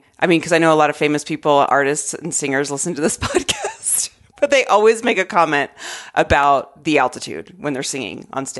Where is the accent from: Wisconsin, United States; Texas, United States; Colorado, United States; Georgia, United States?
Colorado, United States; Denver; they were like, where are you guys from? And we're like, oh, we're from Denver.